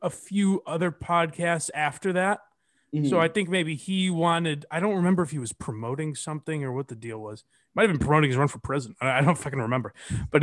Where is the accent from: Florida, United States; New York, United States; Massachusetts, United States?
Massachusetts, United States; Western; I grew up in Western Mass